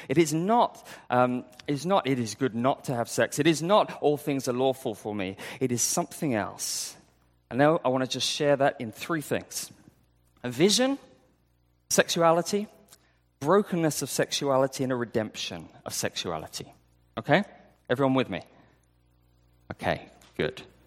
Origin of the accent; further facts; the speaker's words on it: United Kingdom; moved away; I, I'm from U K